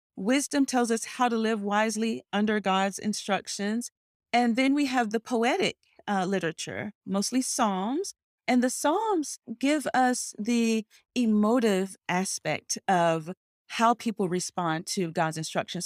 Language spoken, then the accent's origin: English; North Carolina, United States; moved away as an adult; also born or lived in Cayman Islands; now in Washington, D.C., United States; I was born in North Carolina, a small, one traffic light town